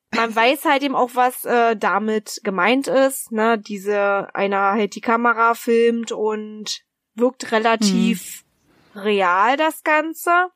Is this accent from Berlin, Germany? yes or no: yes; Berlin, Germany; accent: Berliner; Also ich komme ja aus, ursprünglich aus Berlin